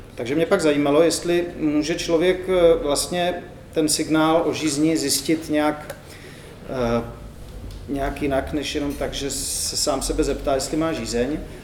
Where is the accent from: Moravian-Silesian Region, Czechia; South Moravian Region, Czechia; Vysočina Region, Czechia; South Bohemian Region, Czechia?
South Moravian Region, Czechia; Brno; jak se říká u nás v Brně